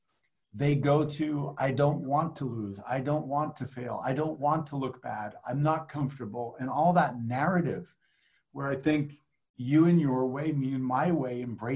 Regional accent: Canada; moved away; I grew up in Canada

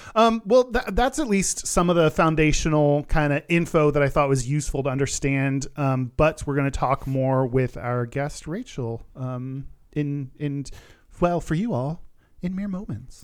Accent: Texas, United States; growing up in Texas, because of growing up in the U S

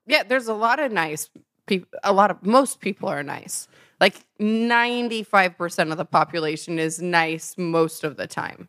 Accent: Nebraska, United States; moved away; also born or lived in Chicago; I lived there for a while. I'm originally from Nebraska.

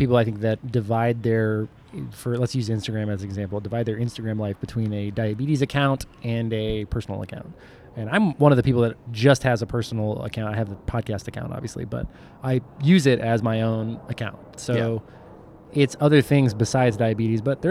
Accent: Dallas, Texas, United States; growing up in Dallas

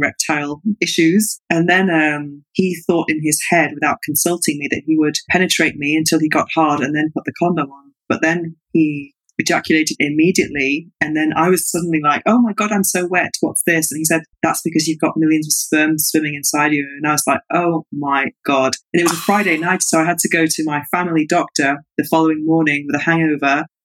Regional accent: England, United Kingdom; now in Barcelona, Spain; I'm from an Irish Catholic family, but I was growing up in England.

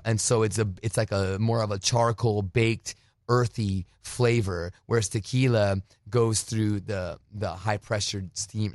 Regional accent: Douglas, Arizona, United States; also born or lived in Phoenix, Arizona / New Jersey; now in California, United States; I was born in Phoenix, but raised on the border

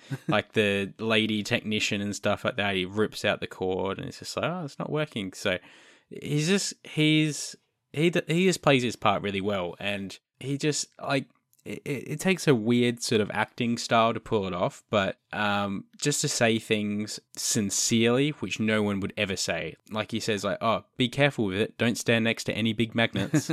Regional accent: Australia; I'm Australian

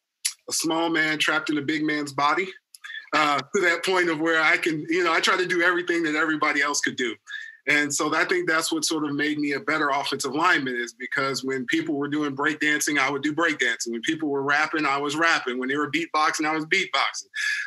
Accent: Lawton, Oklahoma, United States; also born or lived in Fort Riley, Kansas; I was born in Fort Riley, Kansas, believe it or not, in the Midwest, but was raised in Lawton, Oklahoma, which is Fort Sill. I'm an Army brat.

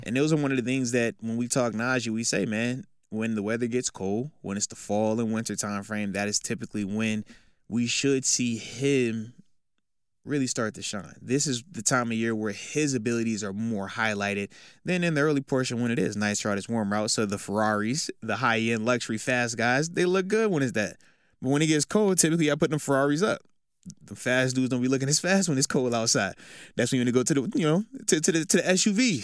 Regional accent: East Coast, United States; I'm from the East Coast

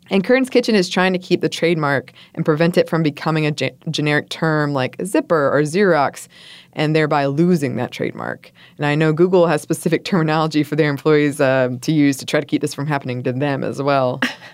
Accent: Montreal, Quebec, Canada; first language English; my first language is English, but I'm from Montreal, so I speak French.

